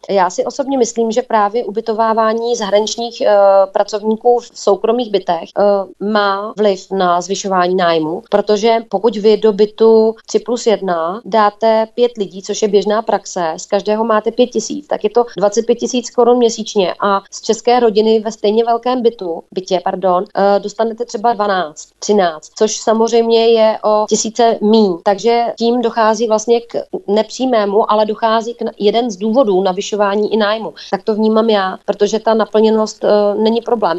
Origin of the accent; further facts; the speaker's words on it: Plzeň, Plzeň Region, Czechia; u nás v Plzni a nejenom v Plzni